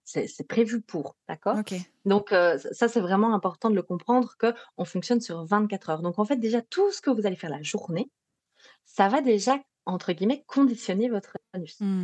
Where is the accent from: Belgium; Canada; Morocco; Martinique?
Belgium; accent: Belgian; Si vous entendez un petit accent particulier, c'est parce que je suis belge.